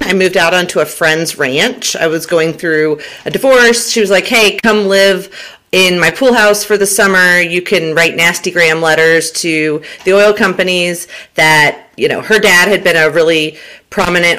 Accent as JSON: {"language": "English", "town": "Huntsville", "region": "Alabama", "country": "United States", "tie": "born or raised there", "also_born_or_lived": "Southern Florida / Southern California / Permian Basin, Texas", "moved": "as an adult", "lives_now": "Texas, United States", "said": "Mom moved me back to Huntsville, Alabama, where both of my parents are originally from. They were high school sweethearts. Went to middle school and high school in Huntsville, Alabama"}